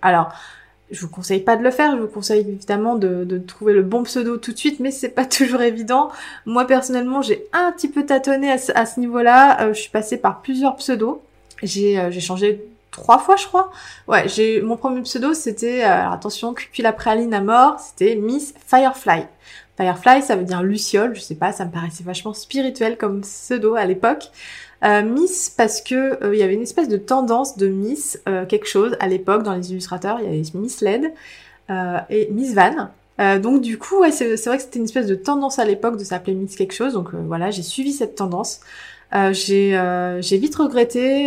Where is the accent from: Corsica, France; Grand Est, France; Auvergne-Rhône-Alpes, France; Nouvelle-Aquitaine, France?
Nouvelle-Aquitaine, France; Île d'Oléron; moved away; je viens de l'île de Léron, donc je peux vous dire que j'étais entourée de gens très pragmatiques pendant toute ma jeunesse